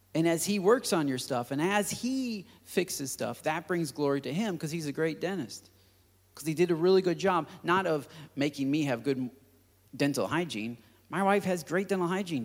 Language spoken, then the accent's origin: English; United States; As, as American Christians